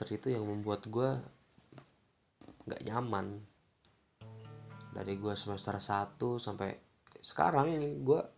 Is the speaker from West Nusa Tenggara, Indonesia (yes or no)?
no; Jakarta, Indonesia; also born or lived in Bogor; Ya, gue lahir di Jakarta dengan pergaulan yang seperti itu sampai gue SD gue pindah ke Bogor